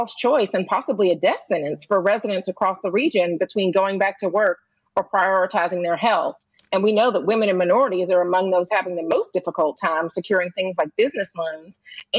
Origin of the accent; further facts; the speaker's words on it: Georgia, United States; my home state of Georgia